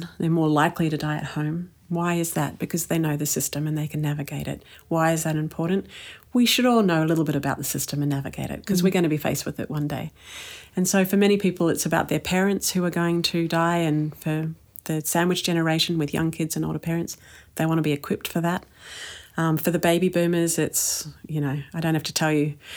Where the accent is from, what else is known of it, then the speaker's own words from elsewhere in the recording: New Zealand; when I was growing up in New Zealand